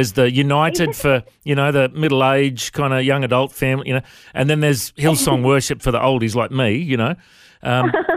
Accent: Coffs Harbour, New South Wales, Australia; I grew up in Coffs Harbour in New South Wales

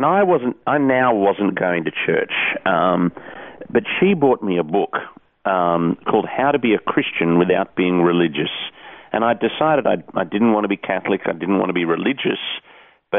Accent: Sydney, New South Wales, Australia; also born or lived in England; I grew up in the Hills District in the northwest of Sydney.

